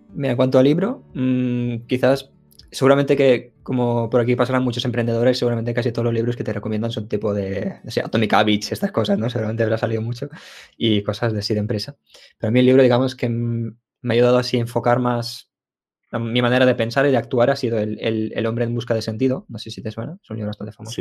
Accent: Ukraine; now in Spain; yo nací en Ucrania

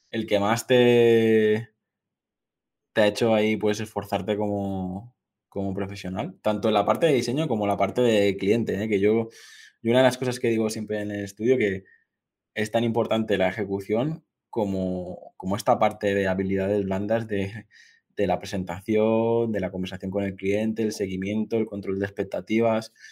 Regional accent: Mallorca, Balearic Islands, Spain; Yo, yo, soy mallorquín

